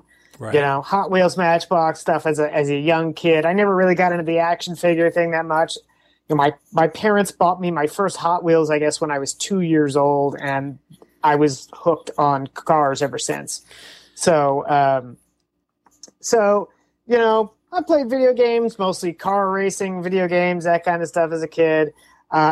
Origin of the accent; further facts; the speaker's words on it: Saint Paul, Minnesota, United States; moved away as an adult; also born or lived in Mississippi / Milwaukee, Wisconsin; now in West Coast, United States; I was born in St. Paul, Minnesota, and spent about almost 18 years there.